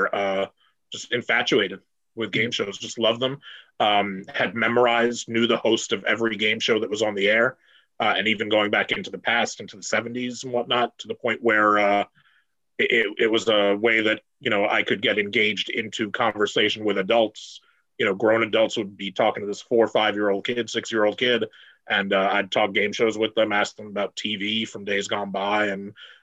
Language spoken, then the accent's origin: English; New York City, New York, United States; I grew up in Brooklyn, New York.